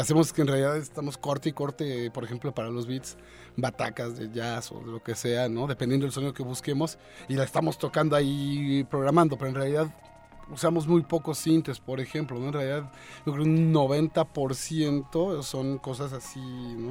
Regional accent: Mexico City, Mexico; Yo soy un chilangazo

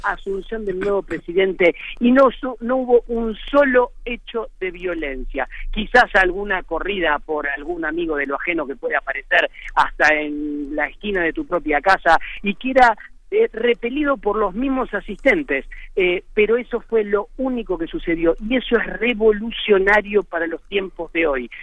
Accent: Buenos Aires, Argentina; soy argentino y muy argentino y vivo y soy muy de Buenos Aires, muy porteño

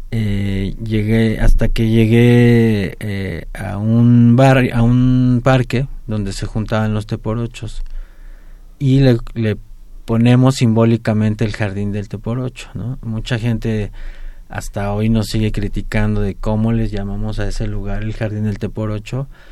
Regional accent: Mexico City, Mexico; soy muy feliz de, ser contraerense, ahí nací

